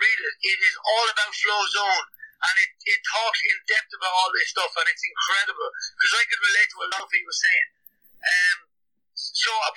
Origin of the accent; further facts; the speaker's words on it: Ireland; I'm Irish